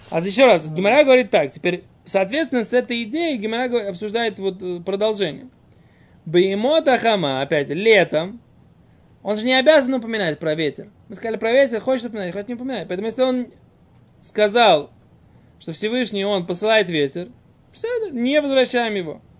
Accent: Saratov, Saratov Oblast, Russia; now in Israel; я родился в Саратове

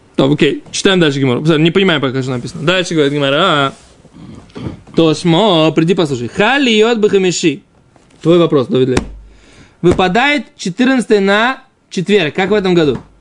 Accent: Israel; Russian is a second language; мы действительно отсюда приехали

